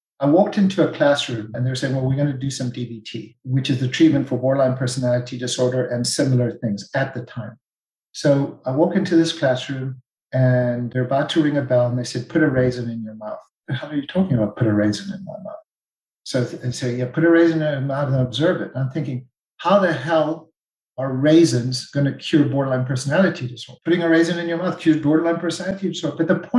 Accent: South Africa; I'm South African.

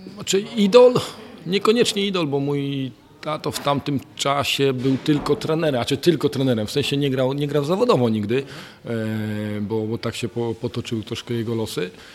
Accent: Lubań, Lower Silesian Voivodeship, Poland; pochodzę z małej miejscowości, z Lubania

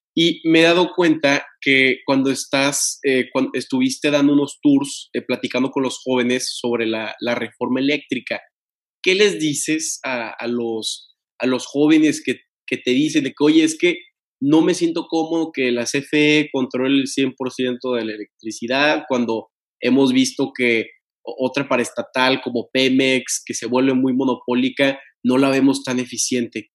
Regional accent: Tampico, Tamaulipas, Mexico; yo soy de Tampico

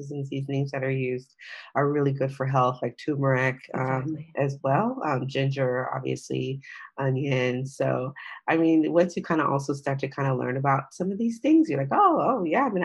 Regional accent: United States; I'm African-American

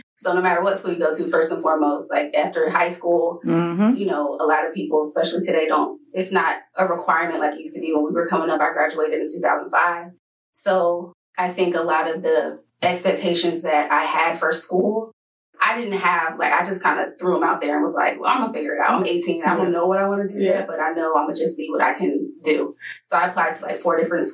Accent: North Carolina, United States; I'm from North Carolina

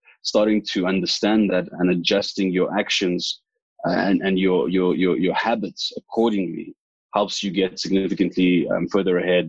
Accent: South Africa; I grew up in the Val myself

